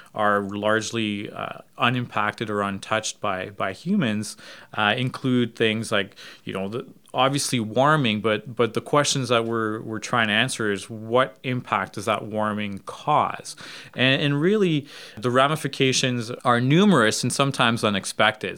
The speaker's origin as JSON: {"language": "English", "region": "Yukon", "country": "Canada", "tie": "born or raised there", "said": "I spent a number of years in my childhood growing up in the Yukon. Uh, so in, in, in northwestern Canada"}